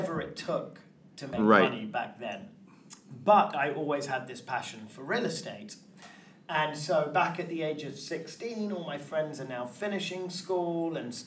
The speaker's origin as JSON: {"language": "English", "region": "London", "country": "United Kingdom", "tie": "born or raised there", "moved": "yes", "said": "I grew up in London, England"}